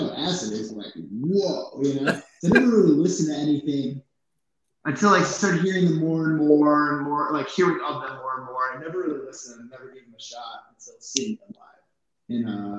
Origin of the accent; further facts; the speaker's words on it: New Jersey, United States; moved away; I am from New Jersey. I haven't lived there in a long time. I don't really live anywhere.